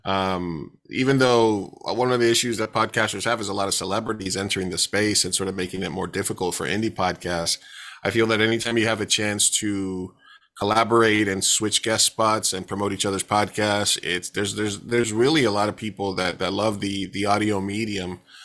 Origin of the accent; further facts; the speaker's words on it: New York, United States; now in San Diego, United States; I'm from New York, uh, originally, but I've been in San Diego for, like, twenty-plus years